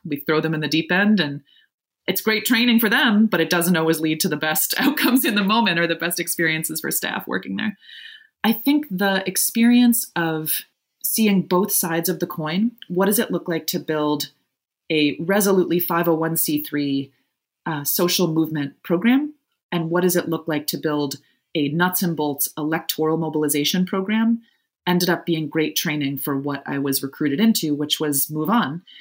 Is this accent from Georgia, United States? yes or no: no; Evanston, Illinois, United States; also born or lived in Providence, Rhode Island; I grew up just outside Chicago in Evanston, Illinois.